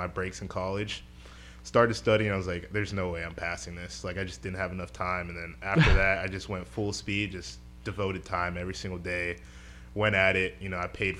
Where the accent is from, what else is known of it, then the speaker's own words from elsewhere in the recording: Coral Springs, Florida, United States; I'm from the Coral Springs area. Born and raised, grew up just playing sports